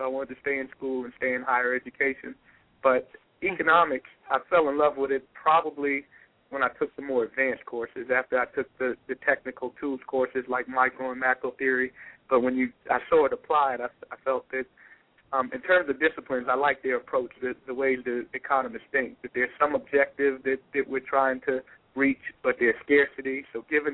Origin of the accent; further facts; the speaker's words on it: New York City, New York, United States; I was born and raised in Brooklyn